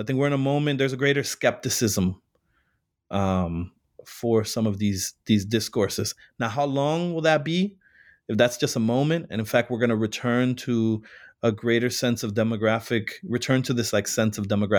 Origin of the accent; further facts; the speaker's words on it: Chicago, Illinois, United States; I was born and raised in Chicago and worked many years prior to grad school in the Puerto Rican community.